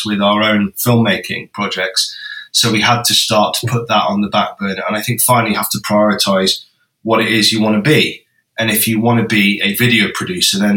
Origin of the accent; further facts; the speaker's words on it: Bakewell, East Midlands, United Kingdom; we spent some of our time growing up in Bakewell, which is quite near Matlock